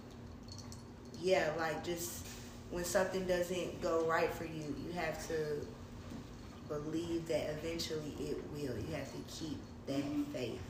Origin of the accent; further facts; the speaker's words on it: Chattanooga, Tennessee, United States; I'm from Chattanooga